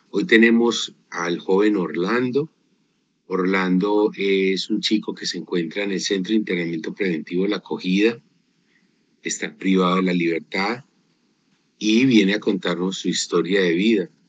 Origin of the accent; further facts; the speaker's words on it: Arauca, Colombia; moved away as an adult; now in Antioquia, Colombia; Soy del departamento de Arauca.